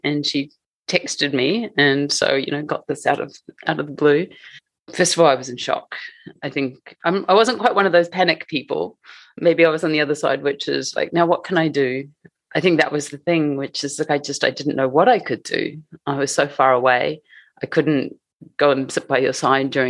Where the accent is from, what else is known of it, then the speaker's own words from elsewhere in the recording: Matamata, Waikato, New Zealand; moved away as an adult; now in Tokyo, Japan; So we grew up in a small town in New Zealand called Matamata.